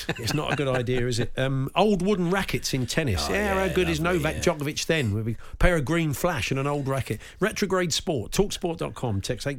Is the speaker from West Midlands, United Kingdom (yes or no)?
no; Newton Abbot, South West England, United Kingdom; born there; also born or lived in Greece; Yeah, but I spent a lot of time in Greece, but I was born in Newton Abbott. I never really lost the accent.